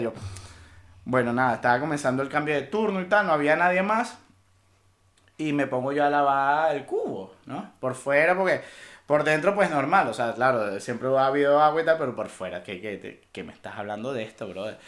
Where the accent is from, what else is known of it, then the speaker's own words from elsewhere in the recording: Venezuela; moved away; also born or lived in Panama; aquí somos tres venezolanos y nos ha tocado cada uno migrar.